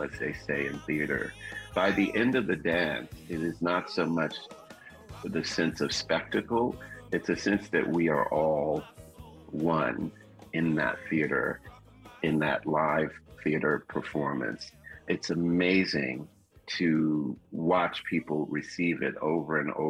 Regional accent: Miami, Florida, United States; When I was growing up in Liberty City, a neighborhood in Miami, Florida

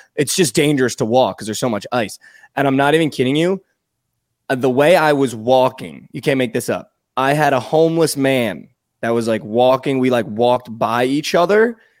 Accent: East Coast, United States; also born or lived in Texas; now in Dallas, United States; I'm from the East Coast

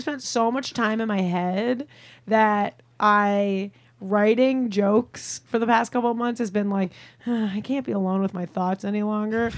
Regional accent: Long Island, New York, United States; moved away as an adult; also born or lived in Chicago; I'm from Long Island originally. I'm mm-hmm. a Long Island Jew, and then I went to school. I went to college in Chicago, and then I just lived there for eight years

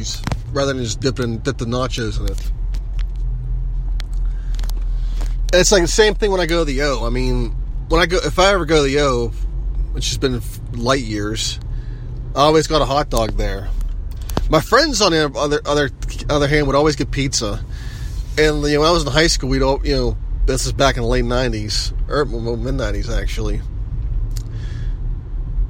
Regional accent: Mon Valley, Pennsylvania, United States; I grew up in the Mon Valley

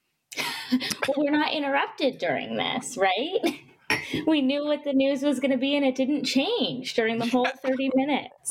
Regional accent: Arizona, United States; my home state of Arizona

